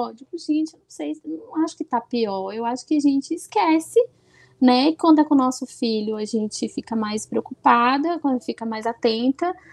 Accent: Bahia, Brazil; sou baiana, eu ia pro Carnaval de Salvador.

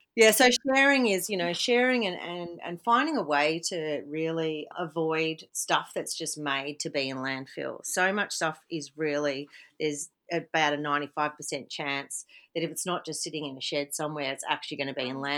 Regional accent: Victoria, Australia; moved away as an adult; now in Mullumbimby, Australia; I grew up in Victoria and only moved to the Byron Shire in 2014

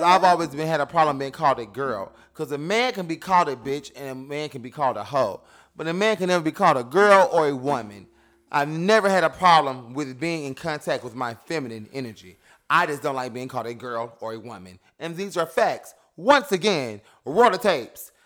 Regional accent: New York City, New York, United States; I come from Bed-Stuy

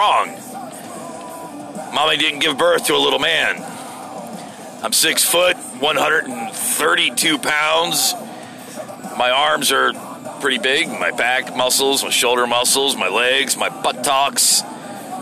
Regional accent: United States; I'm an American

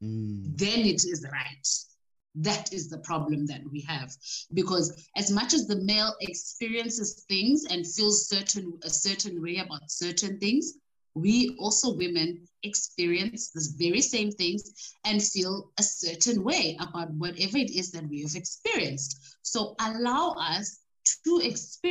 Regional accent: South Africa; also born or lived in Ekurhuleni; I grew up in Gugulethu, And later on, we moved to the suburbs

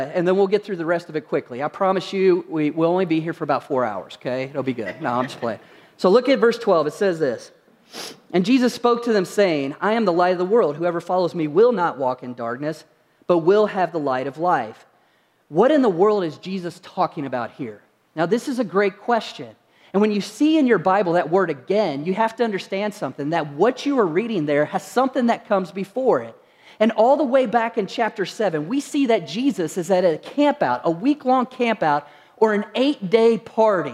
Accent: Kentucky, United States; moved away; also born or lived in Utah; when I was growing up, I grew up in Kentucky

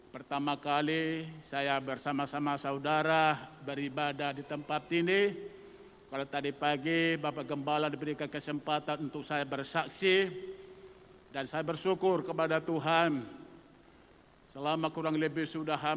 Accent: North Sumatra, Indonesia; Tentunya saudaraku tahu saya bukan asli orang Jawa, tentu saya adalah asli dari Sumatera Utara

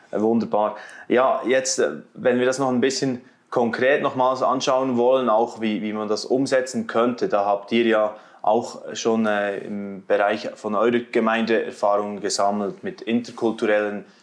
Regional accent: Switzerland; Also auch gegenüber jetzt mir eben als Schweizer so, ohne irgendwie spezielle Vorkenntnisse oder Vorgeschichte.

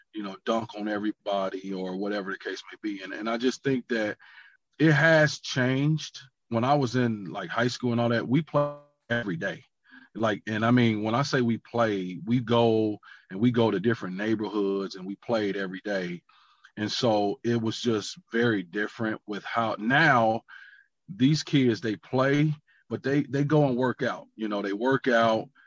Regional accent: United States; moved away; as the American back then

